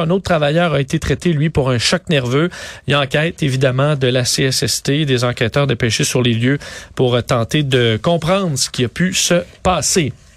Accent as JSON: {"language": "French", "town": "Montreal", "region": "Quebec", "country": "Canada", "said": "chez nous, à Montréal"}